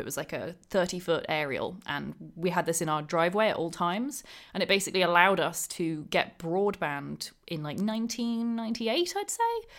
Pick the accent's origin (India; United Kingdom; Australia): United Kingdom; Thriplow, East of England; I grew up in, just outside Cambridge in the U K, in a little town, well, I guess a little village called Triplo.